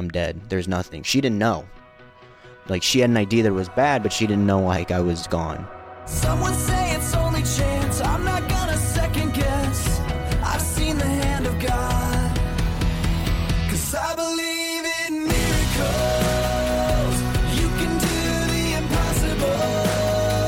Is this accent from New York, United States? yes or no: no; St. Louis, Missouri, United States; also born or lived in Guatemala; I am from St. Louis, Missouri, and I am a senior in high school